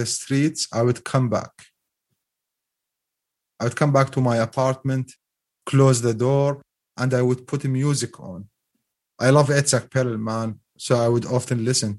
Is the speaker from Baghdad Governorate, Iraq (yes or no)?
no; Mosul, Nineveh, Iraq; I was born and raised in Mosul. It's my city.